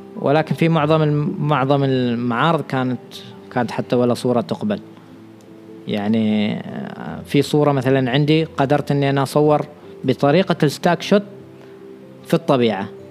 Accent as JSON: {"language": "Arabic", "country": "Oman", "said": "نحن كمجتمع عماني عندنا اشياء خاطئه"}